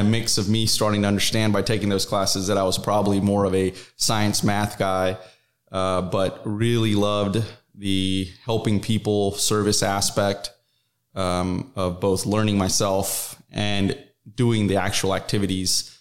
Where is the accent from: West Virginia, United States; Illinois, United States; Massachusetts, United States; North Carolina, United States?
North Carolina, United States; moved away as an adult; now in Dallas-Fort Worth, United States; I'm originally from North Carolina